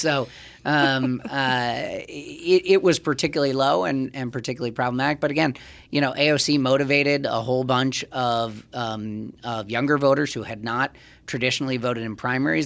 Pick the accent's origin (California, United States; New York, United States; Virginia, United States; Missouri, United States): New York, United States; New York City; I'm a Jew from Manhattan